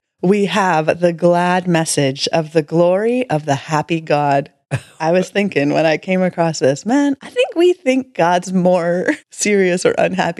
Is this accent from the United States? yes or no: no; Canada; We're Canadian